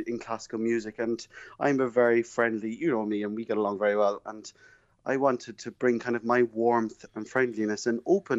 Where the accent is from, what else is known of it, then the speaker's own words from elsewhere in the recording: Kilkenny, Leinster, Ireland; moved away; I'm from Kilkenny, obviously, and I'm a very, very proud Kilkenny man. And any opportunity to come back home is always a pleasure.